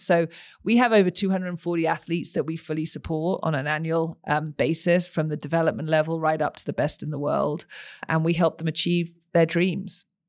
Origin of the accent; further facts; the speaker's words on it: United Kingdom; moved away as an adult; also born or lived in Texas, United States / Los Angeles, United States; now in Utah, United States; you can probably tell from my accent, I didn't grow up here, I grew up across the pond.